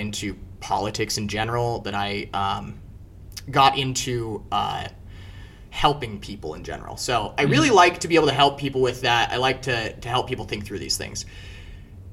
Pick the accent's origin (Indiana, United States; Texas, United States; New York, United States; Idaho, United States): Idaho, United States; Pocatello; moved away as an adult; now in Omaha, United States; my hometown, Pocatello, it's not as rural as I make it seem sometimes